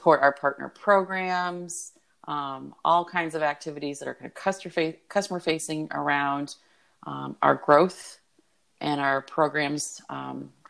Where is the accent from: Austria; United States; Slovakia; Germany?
United States; Iowa; I'm a city girl in the state of Iowa